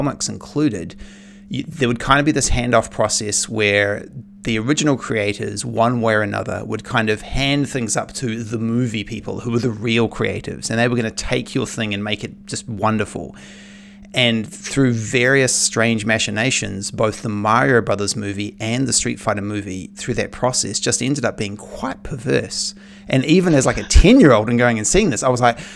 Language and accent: English; New Zealand; I was growing up in New Zealand